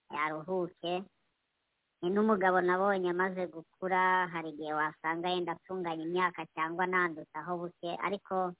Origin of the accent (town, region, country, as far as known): DR Congo